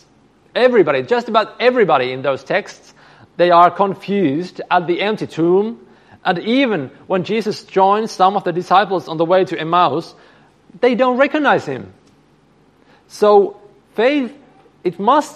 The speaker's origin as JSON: {"language": "English", "country": "Finland", "said": "I come from Finland"}